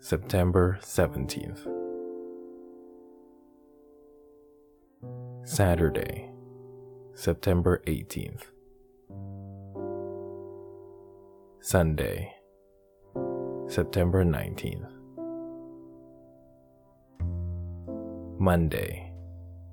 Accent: Canada; in my home country of Canada

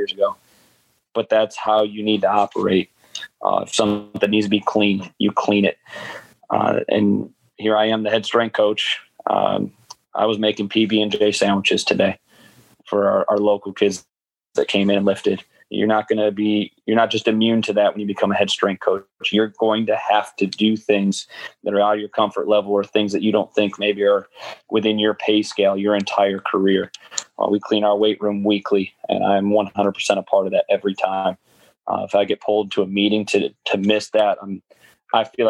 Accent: Buffalo, New York, United States; moved away; I'm from Buffalo, New York, small winter snow town

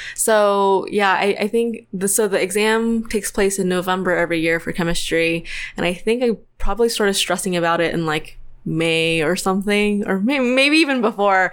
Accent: Tennessee, United States; moved away as an adult; now in Orange County, United States; I'm from Tennessee, so I grew up there. I went to college there

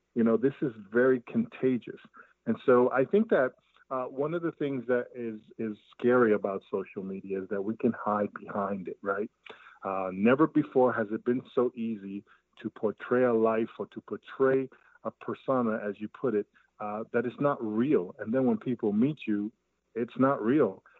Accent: New York City, New York, United States; I grew up in Brooklyn, New York uh, in East New York, part of Brooklyn

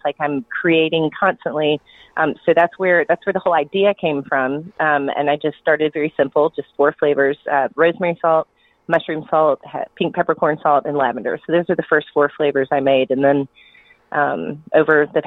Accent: Atlanta, Georgia, United States; moved away as an adult; also born or lived in Columbia, South Carolina / Western North Carolina; I'm originally from Atlanta, so when I was ready to move back home

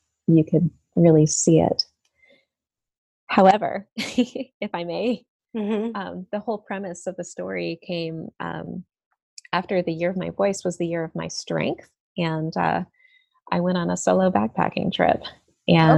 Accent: East Coast, United States; moved away; I grew up on the East Coast with my mother and my stepfather

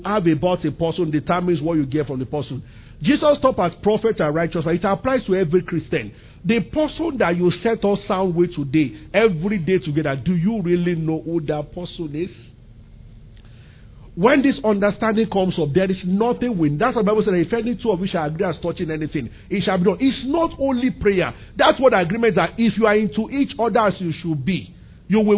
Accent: Abeokuta, Ogun State, Nigeria; I grew up in Abeokuta in the center of the city

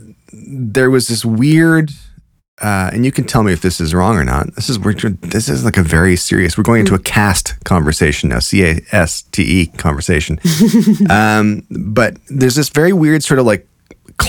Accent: Canada; As a Canadian

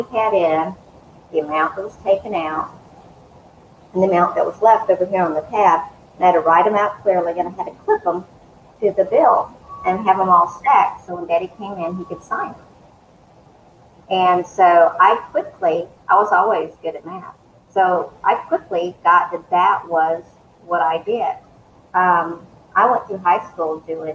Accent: Eastman, Georgia, United States; also born or lived in Northern California / Warner Robins, Georgia; I grew up in South Georgia, Middle Georgia, East, which is a small town in Central Georgia, Dodge County

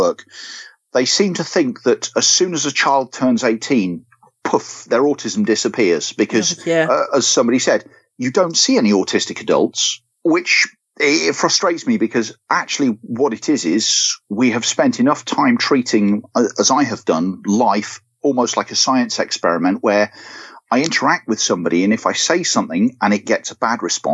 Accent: United Kingdom; now in Devon, United Kingdom; I'm from the Midlands originally

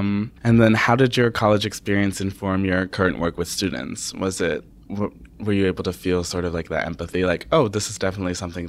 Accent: Connecticut, United States; And I'm an in-state student

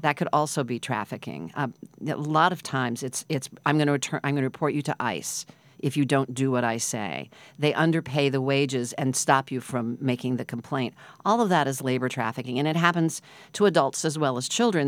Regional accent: Midwest, United States; now in New York, United States; I grew up in the Midwest

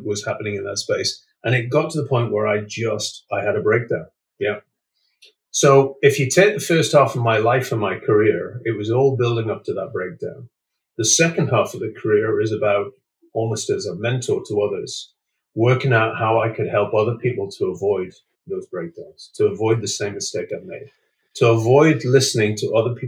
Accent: United Kingdom; also born or lived in Scotland / North East England; I grew up in Scotland in the northeast of England

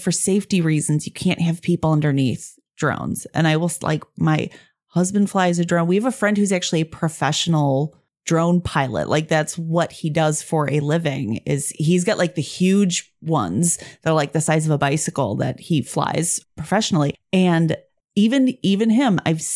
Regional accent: United States; as an American

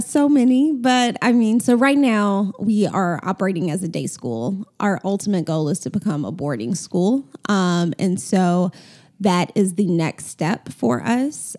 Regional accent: Atlanta, Georgia, United States; I grew up in Atlanta, went to Atlanta Public Schools

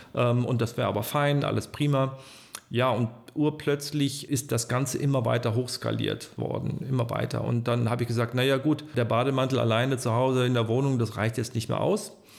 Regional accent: Troisdorf, North Rhine-Westphalia, Germany; also born or lived in Ulm; Ich bin zwar in Ulm an der Donau geboren, bin aber in Trostorf aufgewachsen seit 1966

